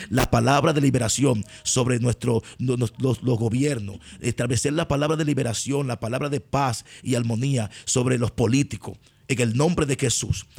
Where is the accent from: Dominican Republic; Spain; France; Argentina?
Dominican Republic; tú regresas a Dominicana, pero tú regresas a tu casa